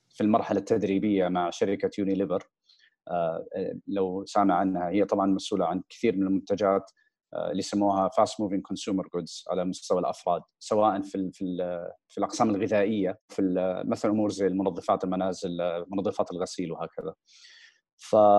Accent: Riyadh, Riyadh Province, Saudi Arabia; also born or lived in United States; نشات بشكل عام في الرياض في المملكه العربيه السعوديه الاهل رجعوا كان عمري حوالي اربع سنين آه، درست في مدارس الرياض

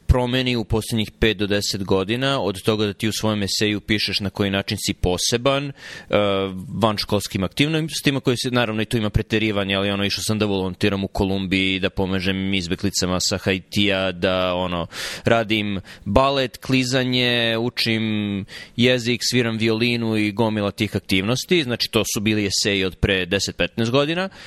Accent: Jagodina, Pomoravlje District, Serbia; moved away as an adult; now in United States; ja sam iz Jagodine

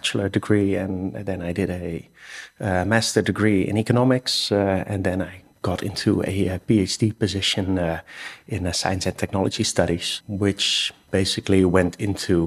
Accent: Rotterdam, South Holland, Netherlands; I'm Dutch. I'm from Rotterdam

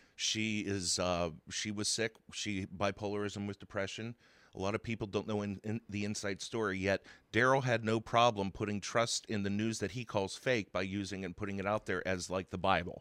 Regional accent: Zelienople, Pennsylvania, United States; I grew up in Zillionople since I was one year old.

